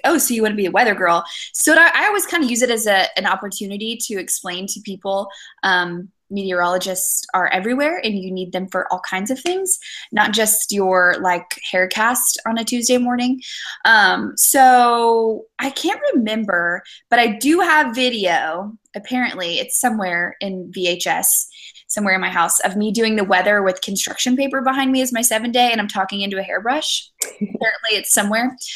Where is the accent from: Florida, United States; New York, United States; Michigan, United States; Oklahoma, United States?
Florida, United States; also born or lived in Zanesville, Ohio / Little Rock, Arkansas; now in Charlotte, United States; growing up in Florida